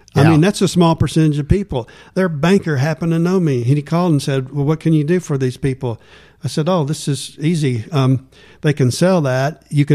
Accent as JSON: {"language": "English", "town": "Fort Worth", "region": "Texas", "country": "United States", "tie": "born or raised there", "said": "I grew up in Fort Worth and met Deborah in law school."}